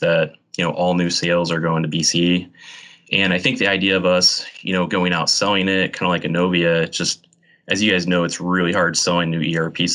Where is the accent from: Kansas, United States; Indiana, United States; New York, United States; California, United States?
Indiana, United States; Kokomo; I grew up in Kokomo, Indiana, and graduated from Indiana University